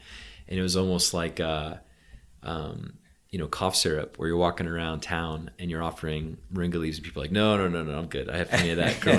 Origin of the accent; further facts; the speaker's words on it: Maine, United States; also born or lived in Poland; Moved to the States when I was a kid. Grew up on the East Coast, so Maine.